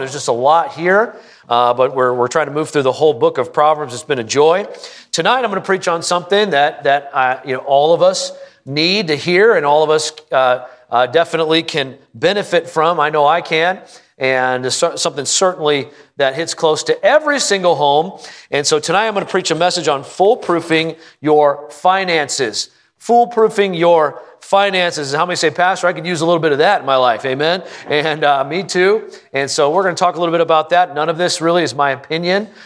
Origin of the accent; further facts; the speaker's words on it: Prescott, Arizona, United States; I'm from Prescott.